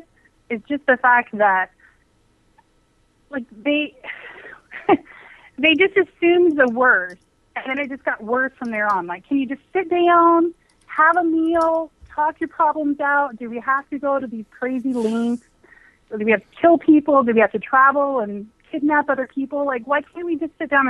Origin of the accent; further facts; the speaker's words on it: Tifton, Georgia, United States; I'm from Tipton, Georgia